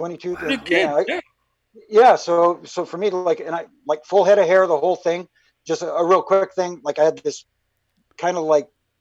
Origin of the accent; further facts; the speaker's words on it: Toronto, Ontario, Canada; growing up in Toronto